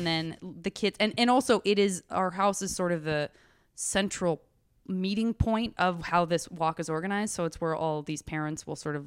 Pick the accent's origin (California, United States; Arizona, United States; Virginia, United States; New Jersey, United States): Arizona, United States; Tucson; rodeo vacation that I had growing up in Tucson, Arizona